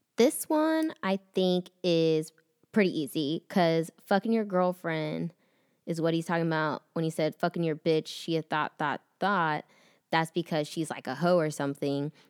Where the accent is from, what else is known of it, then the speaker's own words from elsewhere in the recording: Austin, Texas, United States; moved away as an adult; now in Dallas, United States; I'm from Austin